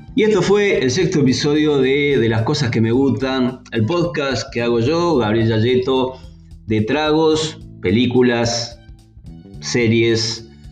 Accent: General Roca, Río Negro, Argentina; hoy cumple años mi ciudad natal, la ciudad donde resido, 141 años, cumple Roca

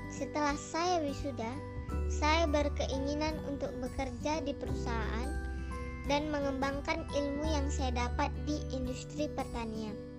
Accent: North Sumatra, Indonesia; Saya berasal dari Sumatera Utara

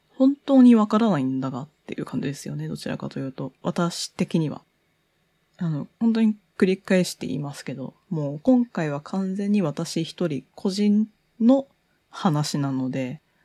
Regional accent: Tokyo, Japan; 東京生まれ、東京育ち、もうほとんどずっと20年以上東京に行って

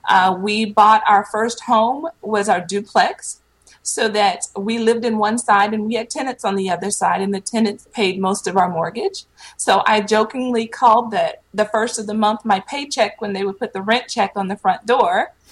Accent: Petersburg, Virginia, United States; also born or lived in Panama City, Florida / San Antonio, Texas; So I originally am from Virginia. I was born in Petersburg, just south of Richmond. I lived in Virginia. We eventually moved to Panama City, Florida. And then I graduated high school in San Antonio, Texas.

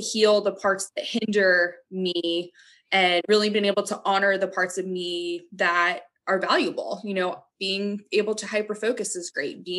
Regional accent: New England, United States; growing up in New England

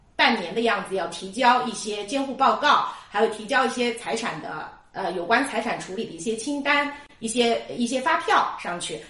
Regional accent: China; 我们中国人

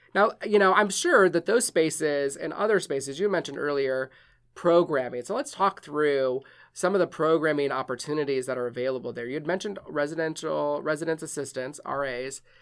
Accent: Wisconsin, United States; moved away; I'm from Wisconsin

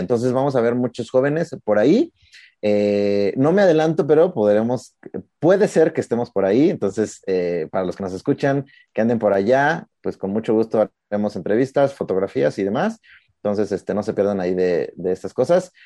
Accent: Mexico; como, como mexicanos

